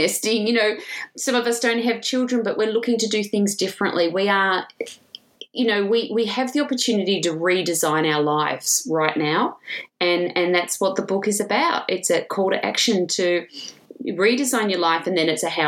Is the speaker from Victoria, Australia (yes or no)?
yes; Williamstown, Victoria, Australia; also born or lived in England; I grew up in Williamstown